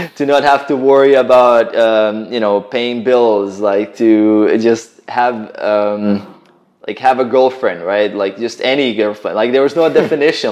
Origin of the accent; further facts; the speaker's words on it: Croatia; I'm a Croatian, right? So yeah. I'm uh, from like actually my family right now we live in um, in on the border between Bosnia and Croatia